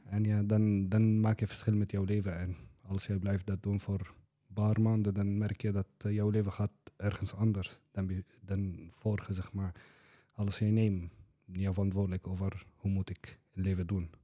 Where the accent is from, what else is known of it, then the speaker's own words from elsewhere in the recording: Syria; Dutch is a second language; moved away as an adult; now in Boxmeer, Netherlands; ik kom uit Syrië, zelf origineel. En nu woon ik in Boksmeer, Brabant.